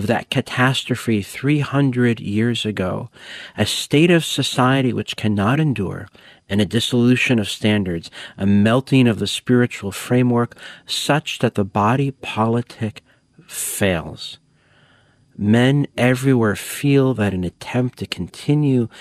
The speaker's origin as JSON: {"language": "English", "country": "United States", "said": "I'm an American"}